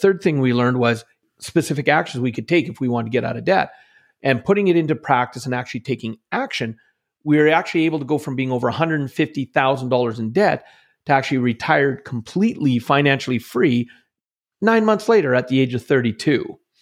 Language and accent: English; central Alberta, Canada; growing up in Canada, in central Alberta, most of my life